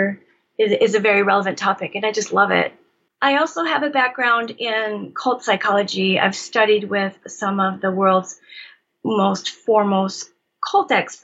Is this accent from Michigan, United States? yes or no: yes; Michigan, United States; I grew up in Michigan